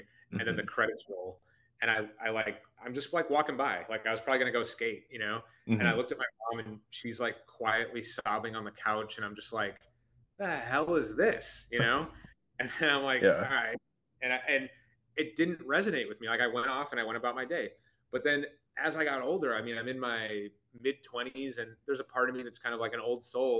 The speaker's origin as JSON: {"language": "English", "town": "Buffalo Grove", "region": "Illinois", "country": "United States", "tie": "born or raised there", "also_born_or_lived": "Barrington, Illinois / Chicago", "moved": "as an adult", "said": "I was born in Barrington and I kind of used that to be as like an inn where I didn't grow up there. I grew up in Buffalo Grove."}